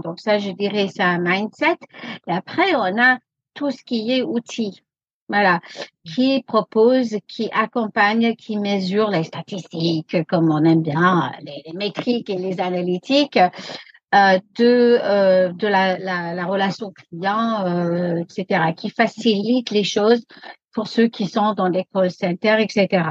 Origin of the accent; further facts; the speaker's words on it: United States; French is a second language; also born or lived in France; now in Paris, France; je suis moitié américaine